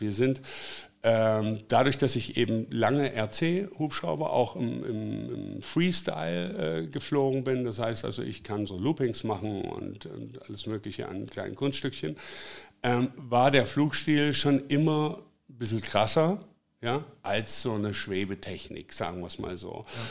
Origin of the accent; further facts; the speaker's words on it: Black Forest, Baden-Württemberg, Germany; moved away as an adult; now in Hanover, Germany; ich komme aus dem Schwarzwald, bin vor 25 Jahren nach Hannover gezogen.